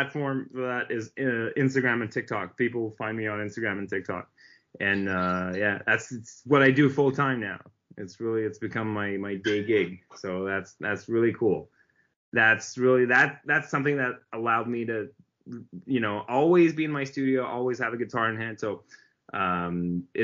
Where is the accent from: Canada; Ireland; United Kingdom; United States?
Canada; Montreal, Quebec; We're both from Montreal